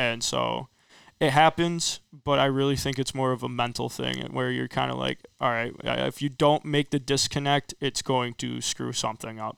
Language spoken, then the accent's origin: English; Rockford, Illinois, United States; also born or lived in Winnebago; I'm originally from Rockford. I ended up moving out to Winnebago, my freshman year of high school.